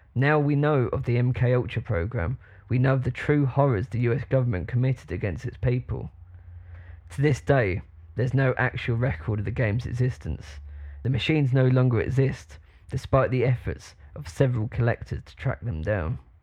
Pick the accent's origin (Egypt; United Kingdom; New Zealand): United Kingdom; I'm like proper British